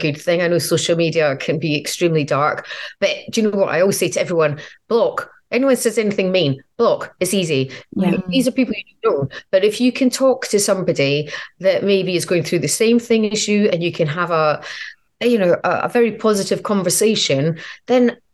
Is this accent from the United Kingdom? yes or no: yes; Edinburgh, Scotland, United Kingdom; now in London, United Kingdom; Edinburgh was amazing because it's my hometown.